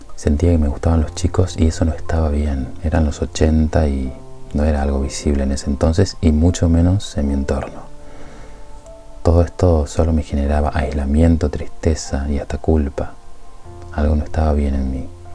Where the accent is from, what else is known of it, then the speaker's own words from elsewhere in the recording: Tucumán, Argentina; Nací en Tucumán, en una familia de clase media